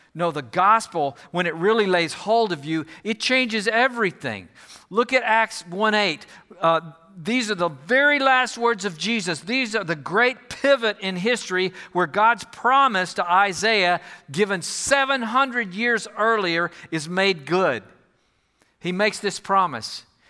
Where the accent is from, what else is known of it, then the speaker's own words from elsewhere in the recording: Houston, Texas, United States; moved away as an adult; also born or lived in Fort Worth / Nebraska; I'm from the Houston area originally